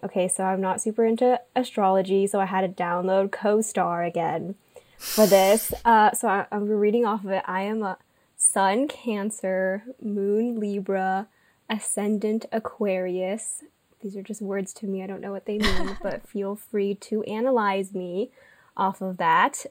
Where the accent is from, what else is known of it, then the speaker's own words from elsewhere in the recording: Irvine, California, United States; I grew up, um, like Janet, in Orange County. So I'm from Irvine